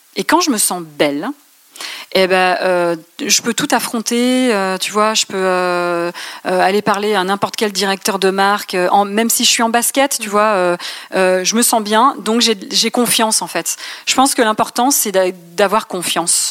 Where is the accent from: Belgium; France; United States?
France; Reims, Grand Est; also born or lived in Paris; je suis rémoise, mais j'ai quitté Paris pour aller m'installer à Reims quand notre fille a eu un an.